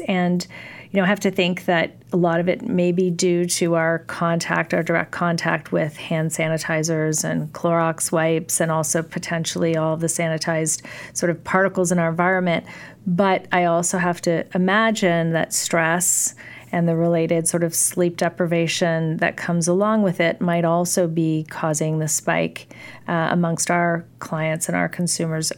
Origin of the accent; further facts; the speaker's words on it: California, United States; I grew up in California